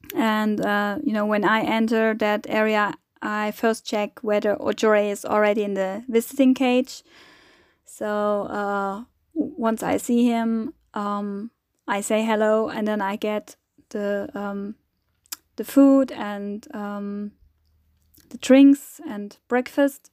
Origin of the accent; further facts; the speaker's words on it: Germany; I'm coming from Germany, from Europe